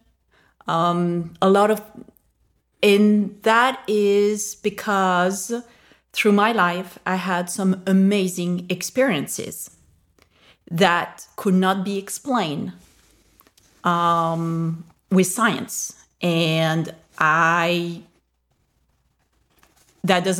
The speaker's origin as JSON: {"language": "English", "country": "France", "said": "I was raised Catholic. I'm from France, and that is the main religion in France."}